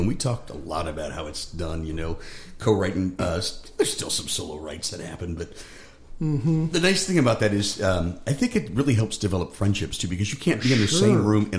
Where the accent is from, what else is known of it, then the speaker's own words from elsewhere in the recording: Cleveland, Ohio, United States; I grew up in Cleveland.